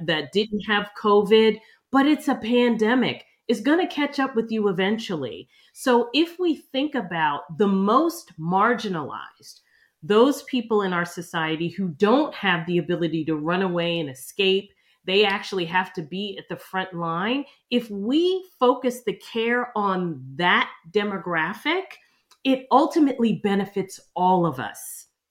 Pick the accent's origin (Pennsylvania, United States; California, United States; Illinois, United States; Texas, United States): Pennsylvania, United States; outside of Philadelphia; moved away as an adult; now in New York City, United States; I ended up growing up outside of Philadelphia